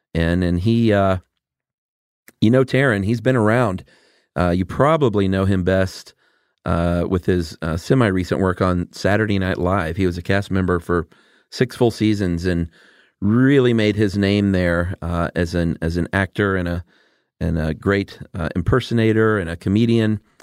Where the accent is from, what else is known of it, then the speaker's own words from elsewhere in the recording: Atlanta, Georgia, United States; also born or lived in Los Angeles; I'm from Atlanta